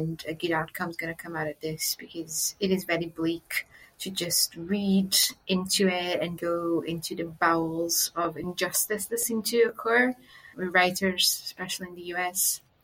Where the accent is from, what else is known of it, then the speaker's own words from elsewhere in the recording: Brazil; now in United Kingdom; It was such a shock for me when I moved from Brazil into the UK and I realized that all the safeguarding that I had back home just didn't exist back here.